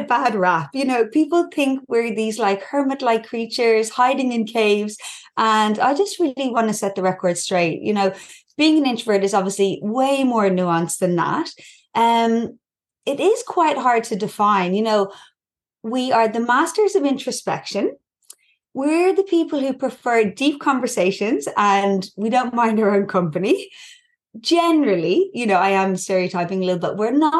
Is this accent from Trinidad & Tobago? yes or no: no; Ireland; accent: Irish; moved away as an adult; now in Newcastle, Australia; I'm Irish, as you can probably hear from my accent.